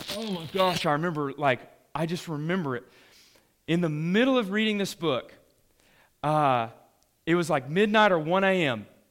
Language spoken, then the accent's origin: English; the South, United States; we're from the South